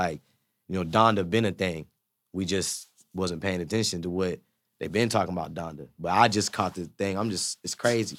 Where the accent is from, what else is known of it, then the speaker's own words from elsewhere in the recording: Zanesville, Ohio, United States; I'm from Zanesville, Ohio